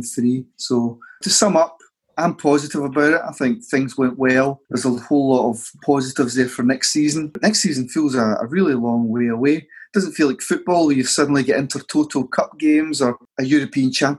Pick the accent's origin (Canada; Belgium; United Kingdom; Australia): United Kingdom; Scotland; As Scottish football fans